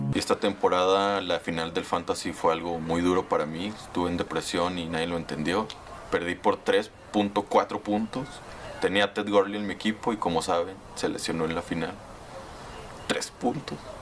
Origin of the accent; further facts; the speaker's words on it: Saltillo, Coahuila, Mexico; Soy de Saltillo